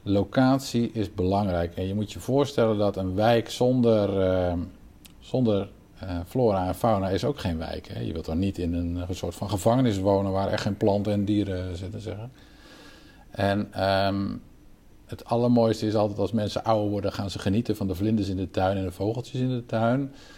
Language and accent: Dutch; Netherlands; wij als Nederlanders